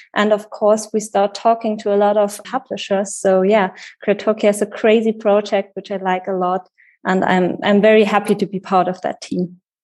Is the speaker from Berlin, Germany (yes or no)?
no; Wetzlar, Hesse, Germany; I was born in Wetzlar